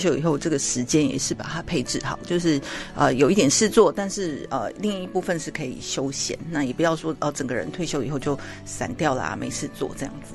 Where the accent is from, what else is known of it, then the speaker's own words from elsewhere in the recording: Taiwan; 假设我们台湾人对这个债券，美国的债券不是那么了解